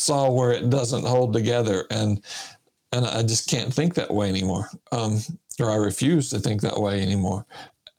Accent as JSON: {"language": "English", "town": "Sylacauga", "region": "Alabama", "country": "United States", "tie": "born or raised there", "also_born_or_lived": "Michigan", "moved": "as an adult", "said": "I was raised in Sylacauga, Alabama."}